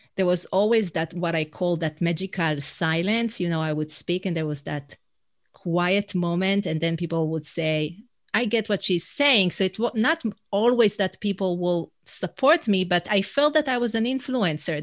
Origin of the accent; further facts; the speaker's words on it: Israel; first language Hebrew; English is a second language; moved away as an adult; now in New York City, United States; I'm originally from Israel. That's where my accent is from